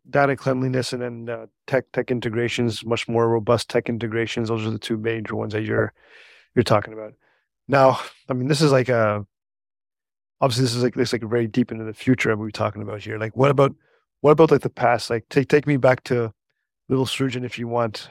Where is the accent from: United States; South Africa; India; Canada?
Canada; also born or lived in Niagara Falls; we're both Canadian